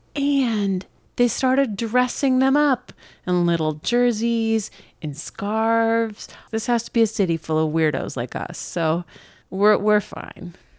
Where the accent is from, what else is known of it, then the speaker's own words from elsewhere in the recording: New York, United States; as a New Yorker